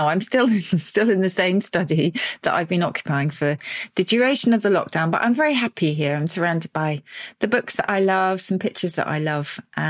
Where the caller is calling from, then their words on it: Oxford, South East England, United Kingdom; I'm speaking from Oxford.